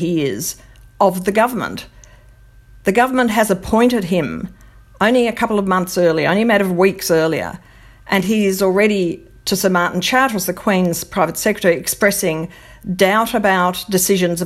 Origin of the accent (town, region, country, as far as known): Australia